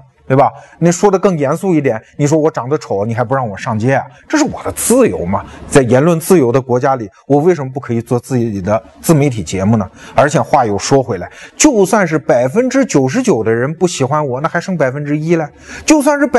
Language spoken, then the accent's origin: Chinese; China; 我们内地人